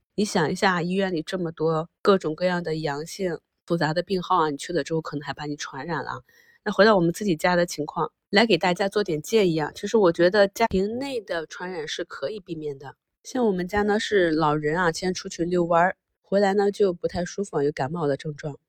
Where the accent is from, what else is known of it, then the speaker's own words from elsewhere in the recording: Qingdao, Shandong, China; now in Beijing, China; 就像我的家乡青岛啊